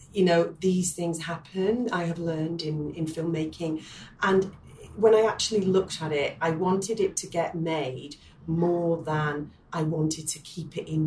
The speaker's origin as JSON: {"language": "English", "town": "Manchester", "region": "North West England", "country": "United Kingdom", "tie": "born or raised there", "said": "that is my hometown."}